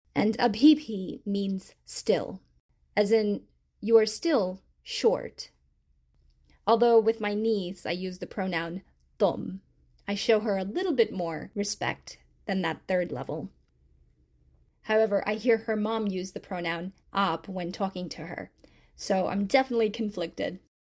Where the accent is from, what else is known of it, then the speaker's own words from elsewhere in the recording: Texas, United States; since I grew up in Texas, I say y'all are